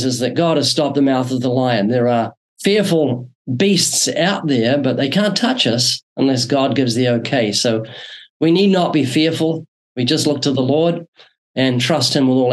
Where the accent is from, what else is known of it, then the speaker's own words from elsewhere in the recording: New Zealand; moved away as an adult; now in Southern California, United States; Yeah, I'm originally from New Zealand. I was born there twice, still got a slight accent, came to the U.S. in 1989